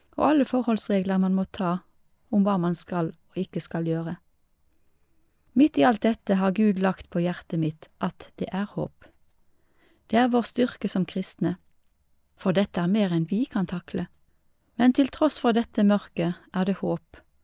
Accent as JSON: {"language": "Norwegian", "country": "Lebanon", "said": "jeg er libaneser og kristen."}